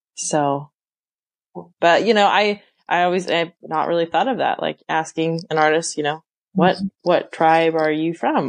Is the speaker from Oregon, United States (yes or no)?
yes; Western Oregon, United States; I grew up in Western Oregon